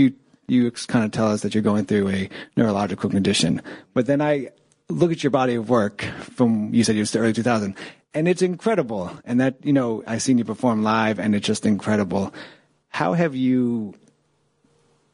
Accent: New York City, New York, United States; I grew up in Washington Heights. I went to school in East Harlem

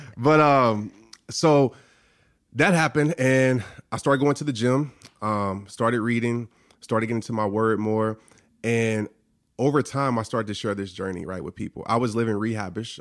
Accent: New Orleans, Louisiana, United States; born or raised there

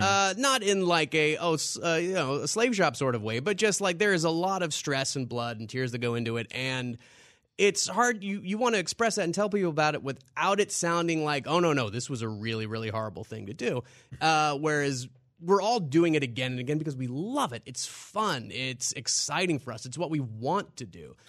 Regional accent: Louisiana, United States; moved away; also born or lived in New York; growing up in Louisiana and moved up to New York

